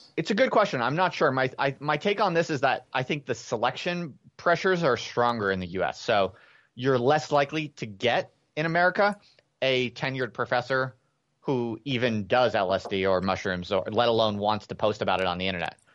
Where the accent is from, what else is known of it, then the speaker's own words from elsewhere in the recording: United States; moved away as an adult; also born or lived in England; an American P H D student